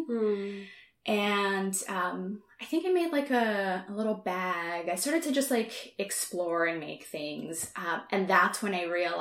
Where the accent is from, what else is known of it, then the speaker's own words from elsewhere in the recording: southern Brazil, Brazil; moved away; I'm from Southern Brazil.